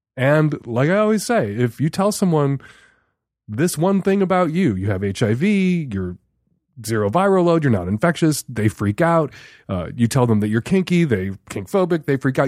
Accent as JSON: {"language": "English", "town": "Chicago", "region": "Illinois", "country": "United States", "tie": "born or raised there", "said": "the neighborhood I grew up in Chicago"}